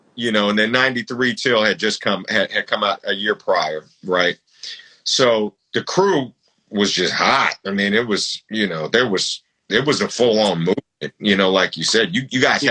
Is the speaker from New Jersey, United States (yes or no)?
no; Bay Area, California, United States; I was from the Bay Area